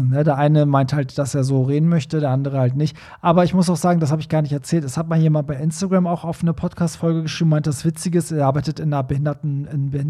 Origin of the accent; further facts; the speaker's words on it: Hanover, Lower Saxony, Germany; Ich komme eigentlich aus Hannover und bin aber nun für einige Monate in München beschäftigt.